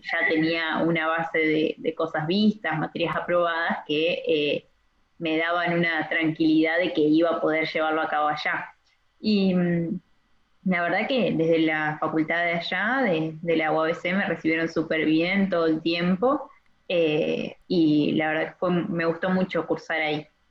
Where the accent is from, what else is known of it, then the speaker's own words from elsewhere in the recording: Argentina; also born or lived in Paraná, Entre Ríos; yo soy de Argentina, tengo 23 años